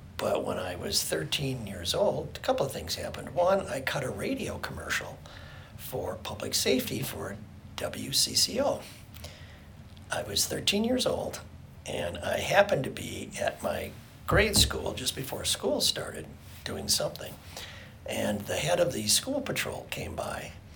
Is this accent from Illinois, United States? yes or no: no; St. Paul, Minnesota, United States; I was born in St. Paul